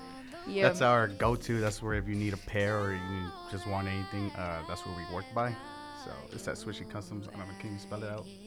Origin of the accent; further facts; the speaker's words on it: Los Angeles, California, United States; I'm from South Central.